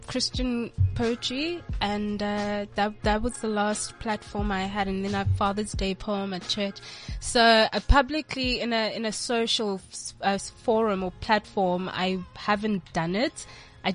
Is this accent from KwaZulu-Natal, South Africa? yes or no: yes; Durban, KwaZulu-Natal, South Africa; I come from Durban